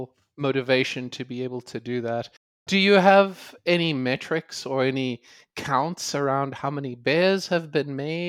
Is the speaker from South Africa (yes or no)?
yes; South Africa; moved away as an adult; now in United States; I grew up in South Africa, so I'm very familiar with most of the myths, all of the myths, mm-hmm. at least I had access to when I was there. I immigrated in 2000